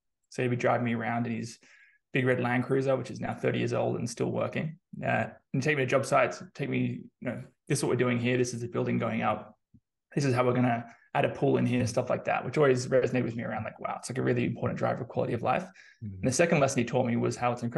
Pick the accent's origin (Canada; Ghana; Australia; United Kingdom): Australia; moved away as an adult; now in San Francisco, United States; I'm originally Australian, as I'm sure you can tell from the accent.